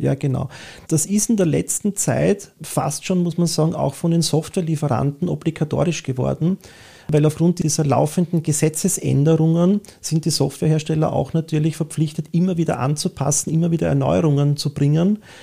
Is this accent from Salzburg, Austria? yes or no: no; Vienna, Austria; typisch wienerisch, von, von … über …, …, da wo ich herkomme, da gehöre ich hin